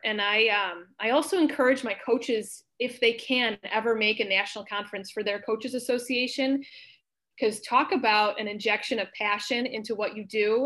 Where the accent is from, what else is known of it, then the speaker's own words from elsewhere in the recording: Libertyville, Illinois, United States; I grew up in Libertyville, Illinois